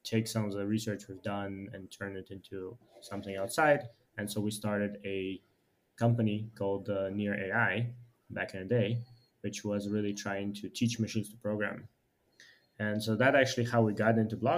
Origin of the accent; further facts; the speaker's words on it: Ukraine; moved away as an adult; also born or lived in United States; now in Shanghai, China; I'm originally from Ukraine, have been like engineer by training, have moved to US about 10 years ago